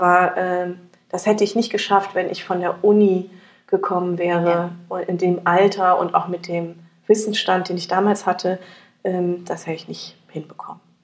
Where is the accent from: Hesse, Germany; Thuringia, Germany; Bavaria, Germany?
Hesse, Germany; near Frankfurt; ich komme aus der Nähe von Frankfurt